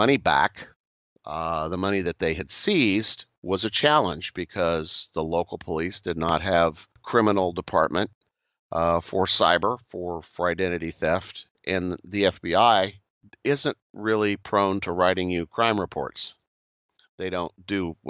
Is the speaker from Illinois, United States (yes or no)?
no; Kansas, United States; where I grew up in Kansas